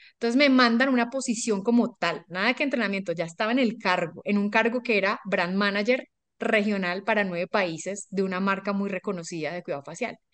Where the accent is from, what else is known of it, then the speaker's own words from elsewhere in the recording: Colombia; also born or lived in Ecuador; Yo estudié ingeniería industrial eh, en Colombia, yo soy colombiana, vivo acá